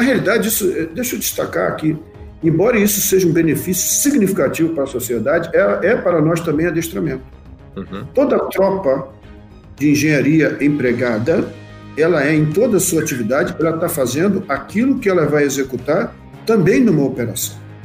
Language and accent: Portuguese; Rio de Janeiro, Brazil; moved away as an adult; also born or lived in Santana do Livramento / Bagé; now in Santa Maria, Brazil; nascido e criado no Rio de Janeiro